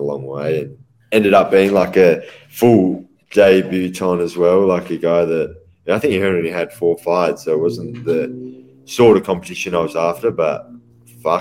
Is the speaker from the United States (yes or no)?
no; Perth, Western Australia, Australia; in Perth, you know, if it's my hometown